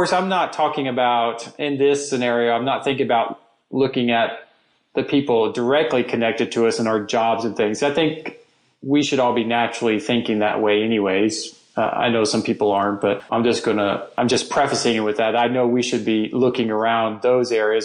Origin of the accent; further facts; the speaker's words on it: United States; being an American, one skill we all have is we speak English.